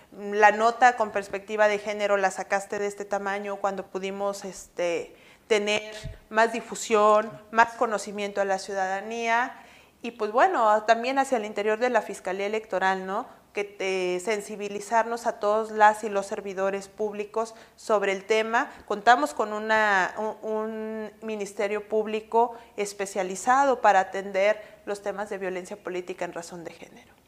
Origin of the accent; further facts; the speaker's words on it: Mexico City, Mexico; moved away as an adult; now in Monterrey, Mexico; soy originaria de la Ciudad de México